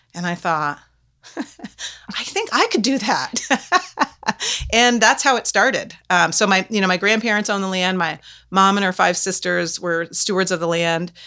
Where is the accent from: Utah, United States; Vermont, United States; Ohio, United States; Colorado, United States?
Vermont, United States; Canaan; moved away as an adult; also born or lived in Lancaster, New Hampshire; I've lived in Canaan for the first eighteen years of my life.